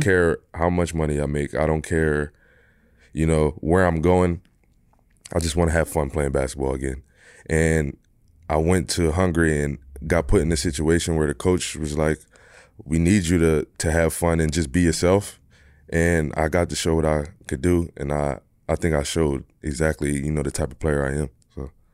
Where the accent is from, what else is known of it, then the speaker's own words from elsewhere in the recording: Philadelphia, Pennsylvania, United States; moved away; I'm from Philly, I'm from Philly